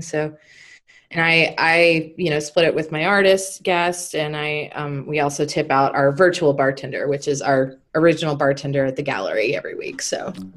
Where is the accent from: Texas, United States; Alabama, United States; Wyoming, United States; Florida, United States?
Texas, United States; moved away as an adult; also born or lived in Nashville; growing up in Texas and coming back to Texas, I lived in Nashville for a few years